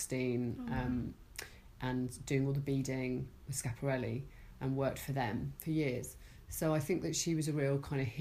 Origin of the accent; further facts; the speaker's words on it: Hertfordshire, East of England, United Kingdom; I grew up in Wellingborough City in Hertfordshire